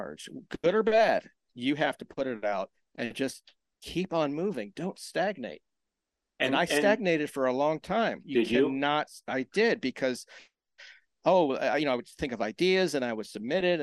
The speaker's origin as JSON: {"language": "English", "town": "Washington", "region": "District of Columbia", "country": "United States", "tie": "born or raised there", "also_born_or_lived": "Maryland", "said": "I grew up in DC and I grew up around Discord Records"}